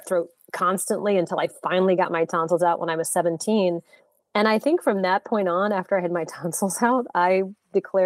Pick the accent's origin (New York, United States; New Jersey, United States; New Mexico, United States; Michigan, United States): New Mexico, United States; Santa Fe; also born or lived in New Orleans, Louisiana; I'm originally from New Orleans, Louisiana, but I grew up in Santa Fe, New Mexico. So the majority of my childhood was spent in the Southwest